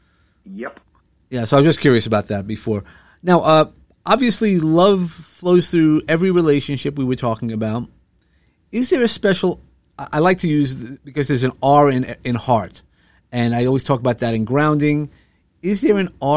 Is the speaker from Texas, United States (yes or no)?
no; New York, United States; accent: New York; using my New York accent